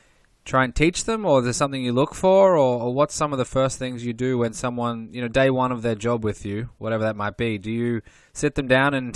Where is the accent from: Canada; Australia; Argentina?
Australia; also born or lived in Europe / Caribbean; now in United States; I grew up in Australia.